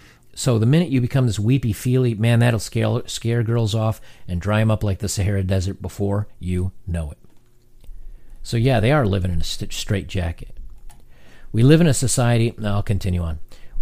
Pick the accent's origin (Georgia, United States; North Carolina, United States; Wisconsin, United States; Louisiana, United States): Louisiana, United States; I grew up in Louisiana where the definition of a man is very narrow. Do you hunt or do you play football? And I didn't do either. I grew up feeling like an outsider.